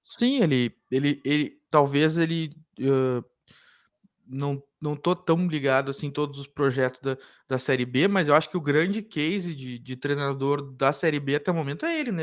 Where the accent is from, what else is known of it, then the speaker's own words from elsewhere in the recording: Cachoeira do Sul, Rio Grande do Sul, Brazil; now in Porto Alegre, Brazil; Eu sou de Cachoeira